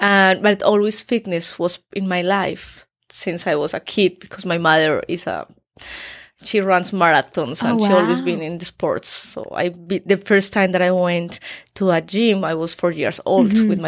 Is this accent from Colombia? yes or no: yes; Colombia; English is a second language; moved away as an adult; also born or lived in Daytona Beach, Florida, United States / Miami, United States; now in Los Angeles, United States; I'm Colombian.